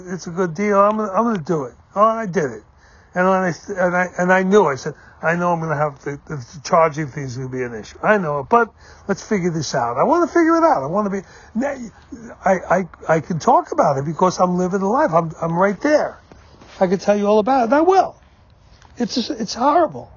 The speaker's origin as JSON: {"language": "English", "town": "New York City", "region": "New York", "country": "United States", "tie": "born or raised there", "said": "I grew up in New York City"}